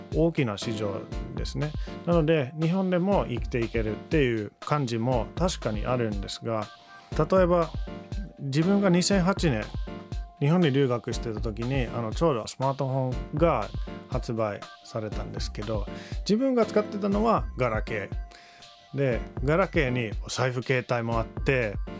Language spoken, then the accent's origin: Japanese; Finland; Japanese is a second language; moved away as an adult; now in Japan; 自分はフィンランド人として500万人のフィンランドで育ってきました